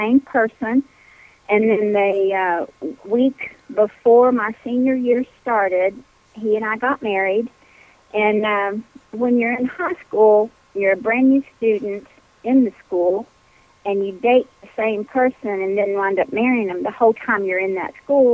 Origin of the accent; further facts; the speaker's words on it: Kentucky, United States; also born or lived in Burgin, Kentucky / Versailles, Kentucky; I'm a Kentucky girl, barely been out of the state except to go on vacation occasionally